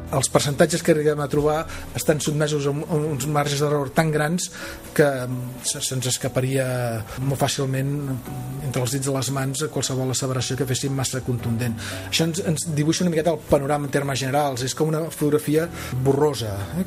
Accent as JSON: {"language": "Catalan", "town": "Palafrugell", "region": "Catalonia", "country": "Spain", "said": "a presentar-me a les municipals del meu poble i acabar siguent alcalde de, de Palafrugell"}